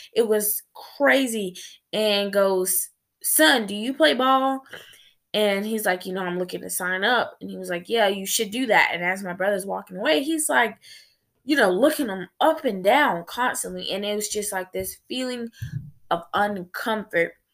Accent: United States; as a black female growing up in America

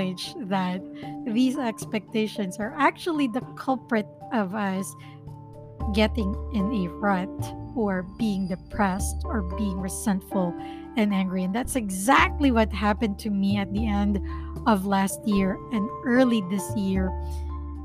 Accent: Philippines; first language Filipino; English is a second language; My first language is still Filipino

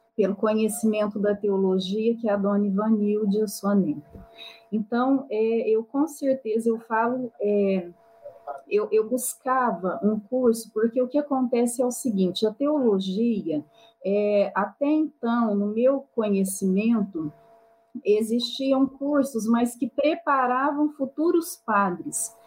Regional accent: Itirapuã, São Paulo, Brazil; now in Franca, Brazil; eu sou natural de Itirapuã, São Paulo, uma cidadezinha de 5 mil habitantes. No entanto, eu moro em Franca

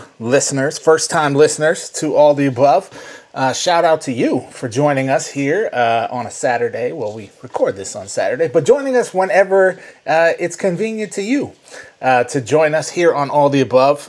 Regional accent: Saint Paul, Minnesota, United States; my home state, in my home city of St. Paul

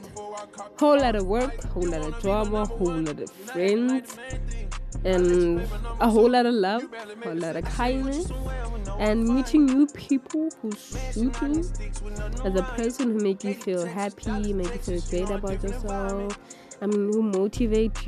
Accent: South Africa; I am a teenager from South Africa who's currently doing Matric

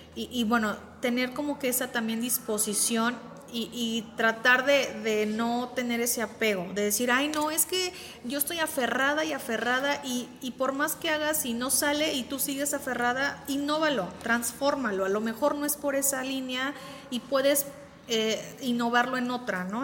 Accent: Veracruz, Mexico; moved away as an adult; now in Querétaro, Mexico; yo soy foránea yo vengo del puerto de Veracruz

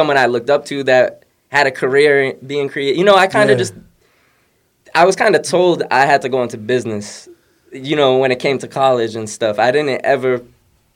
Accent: Providence, Rhode Island, United States; moved away as an adult; also born or lived in East Providence / Pawtucket; now in Boston, United States; I'm from Rhode Island, Providence, East Providence, Pawtucket. The whole area, I've lived everywhere over there. I've been in Boston since college.

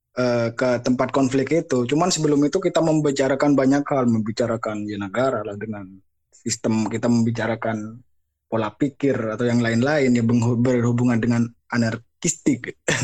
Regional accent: Madura, East Java, Indonesia; moved away; saya sebenarnya dari Madura, cuman nggak, nggak netap jen, di mana-mana

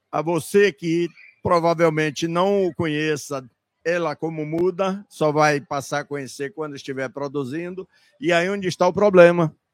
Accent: Bahia, Brazil; Nós somos da Bahia.

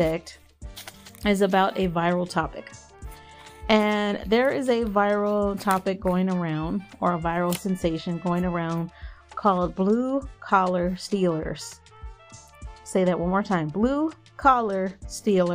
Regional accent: Texas, United States; I grew up in Texas, so the Mexican population is massive here

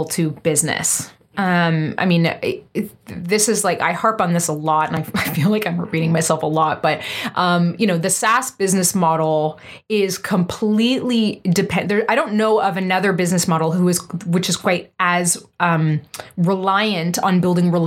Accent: East Coast, Canada; also born or lived in Vancouver; now in Montreal, Canada; I'm an East Coaster. I was born and raised on the East Coast

